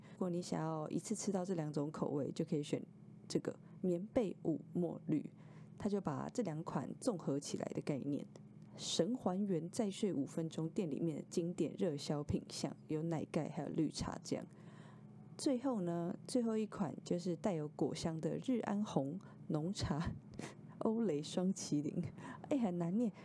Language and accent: Chinese; Taipei, Taiwan; also born or lived in Tainan; 我本来是台北人